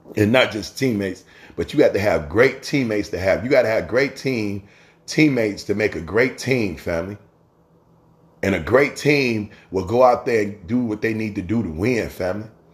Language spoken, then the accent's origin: English; Chicago, Illinois, United States; I grew up in Chicago.